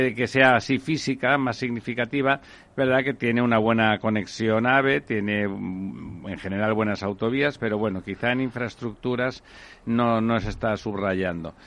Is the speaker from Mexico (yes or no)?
no; Barcelona, Catalonia, Spain; en mi tierra, en Barcelona